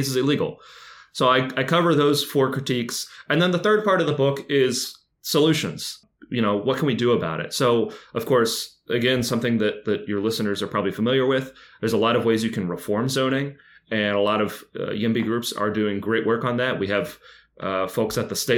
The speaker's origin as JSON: {"language": "English", "town": "Lexington", "region": "Kentucky", "country": "United States", "moved": "yes", "said": "I'm from Lexington, which is in the heart of the bluegrass"}